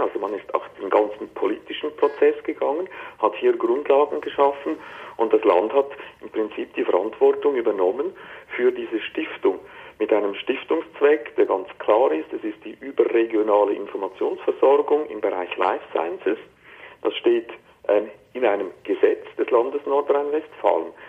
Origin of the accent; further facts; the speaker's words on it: Switzerland; ich rede jetzt hier als, als Schweizer